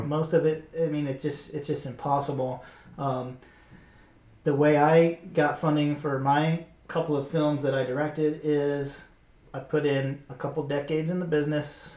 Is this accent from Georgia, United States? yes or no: yes; Georgia, United States; moved away; I come from Georgia